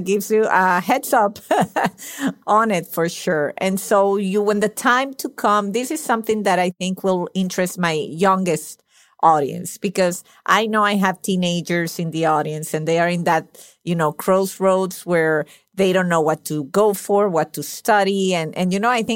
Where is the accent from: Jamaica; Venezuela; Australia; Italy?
Venezuela; English is a second language; moved away; my parents were Italian. I was born in Venezuela. So I got two languages without working for them at all.